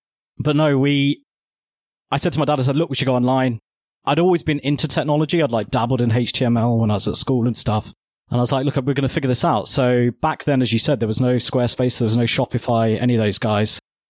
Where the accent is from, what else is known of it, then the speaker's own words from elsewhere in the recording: Birmingham, West Midlands, United Kingdom; So I am from Birmingham. Mm-hmm. I was actually born, technically I was born in Small Heath, which is my claim to being a Peaky Blinder. But we quickly moved to Hall Green and then Sully Hull. And I grew up here